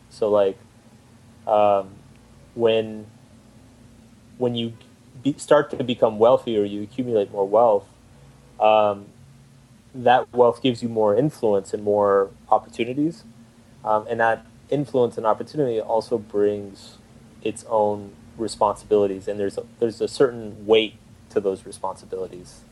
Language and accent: English; Austin, Texas, United States; moved away; I'm originally from Austin, Texas